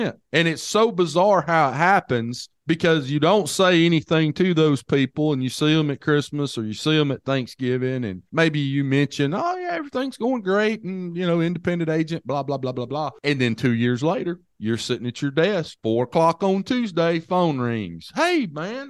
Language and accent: English; Hamilton, Alabama, United States; the hometown that I grew up in.